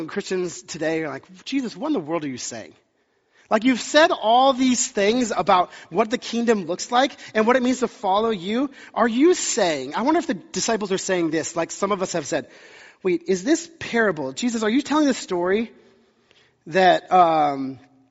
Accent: the South, United States; moved away; I grew up in the South

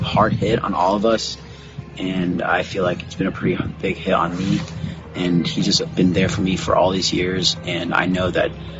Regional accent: Sammamish, Washington, United States; also born or lived in Seattle, Washington; I've been in Sammamish for 15 years of my life

